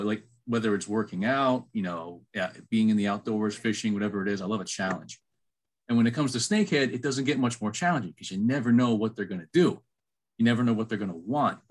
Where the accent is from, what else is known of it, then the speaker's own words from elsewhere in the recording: Maryland, United States; moved away as an adult; also born or lived in Georgia; I was born and raised in Maryland